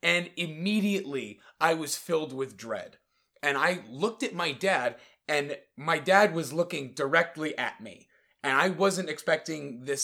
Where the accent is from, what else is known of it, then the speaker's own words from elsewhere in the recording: Connecticut, United States; I'm from Connecticut.